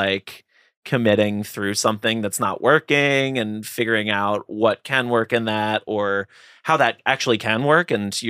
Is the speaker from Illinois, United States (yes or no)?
no; Philadelphia, Pennsylvania, United States; I'm from Philly, so I'm a huge Phillies fan.